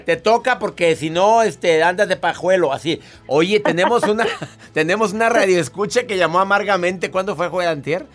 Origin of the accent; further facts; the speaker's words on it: northern Mexico, Mexico; decimos en México, en, en el norte de la República